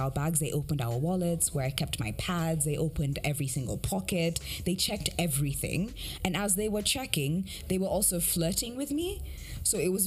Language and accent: English; Kenya; moved away; even me as a Kenyan